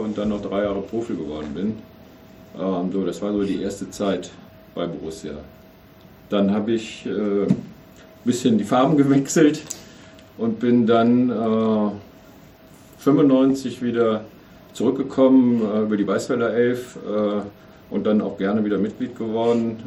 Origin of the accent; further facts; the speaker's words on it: Mönchengladbach, North Rhine-Westphalia, Germany; als gebürtiger Mönchengladbacher